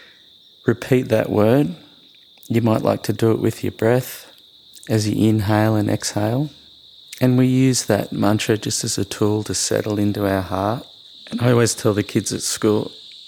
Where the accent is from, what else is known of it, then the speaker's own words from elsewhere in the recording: Australia; So I was born in Australia. I grew up in the West.